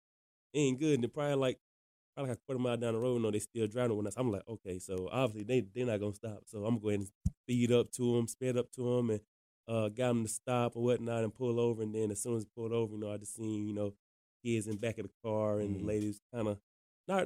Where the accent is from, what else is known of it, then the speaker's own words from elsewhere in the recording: Loris, South Carolina, United States; from a small town in South Carolina called Loris, which is down by Myrtle Beach